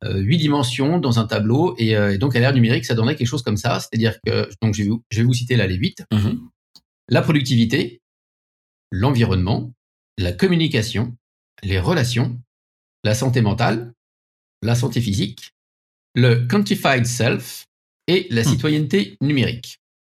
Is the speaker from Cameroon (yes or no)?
no; France; accent: French; mon accent français